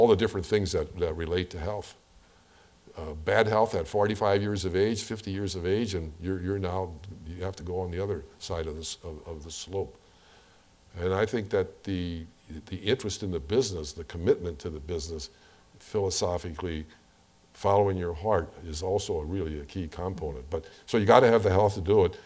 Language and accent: English; St. Louis, Missouri, United States; when I grew up in St. Louis